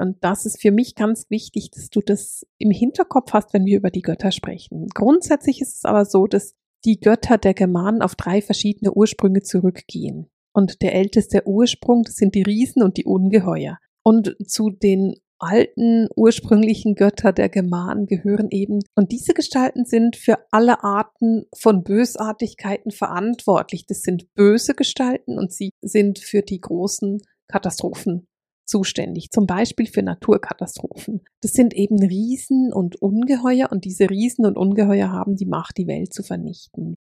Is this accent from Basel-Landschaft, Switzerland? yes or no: no; Basel, Basel-Stadt, Switzerland; accent: Alemannic; Nun bin ich nicht in Deutschland aufgewachsen und habe mich nie intensiv mit der germanischen Kultur auseinandergesetzt, weil in der Schweiz lernt man die Schweizer Geschichte